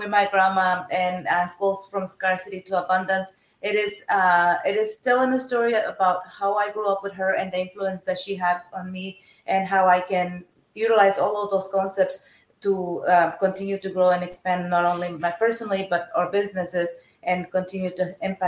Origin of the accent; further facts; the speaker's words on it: Mexico; now in United States; I'm originally from Mexico